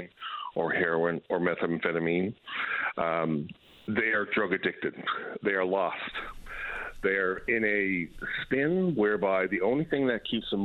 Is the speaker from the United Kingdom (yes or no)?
no; Newfoundland and Labrador, Canada; moved away as an adult; now in British Columbia, Canada; I practiced law in Newfoundland for quite a long period of time until I moved to British Columbia